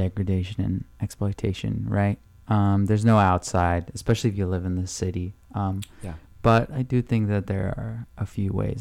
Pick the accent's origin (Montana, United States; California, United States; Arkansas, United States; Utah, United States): California, United States; San Clemente; I grew up in Orange County in a town called San Clemente